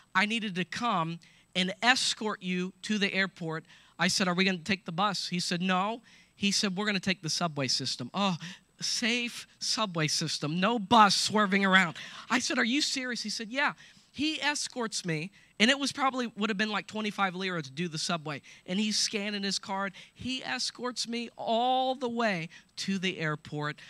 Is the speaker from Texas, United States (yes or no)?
no; Coshocton, Ohio, United States; I'm from Coshocton, so just so you know, I'm not religious, I'm just me. And so I was born and raised here